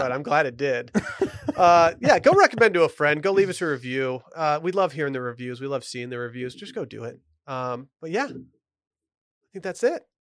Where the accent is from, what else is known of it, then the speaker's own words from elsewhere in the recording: Michigan, United States; growing up in Michigan